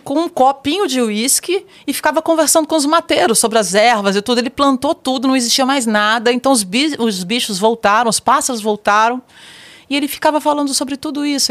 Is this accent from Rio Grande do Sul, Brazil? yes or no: no; Mato Grosso, Brazil; moved away; also born or lived in Araguaia River; fui criada no Mato Grosso, nasci no Rio Araguaia